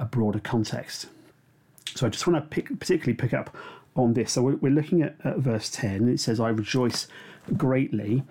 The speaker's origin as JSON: {"language": "English", "country": "United Kingdom", "said": "we're British"}